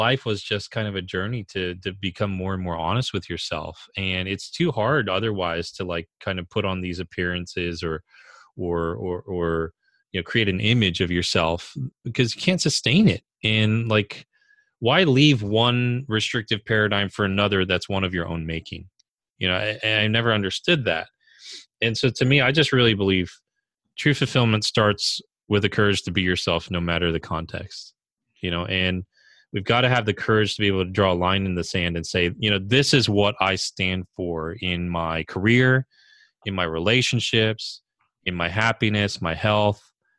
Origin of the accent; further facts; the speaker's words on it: California, United States; You know, I'm Korean. And so I was born in California, but I was, you know, Korean American. And despite growing up here, you know, in the U.S., this is my home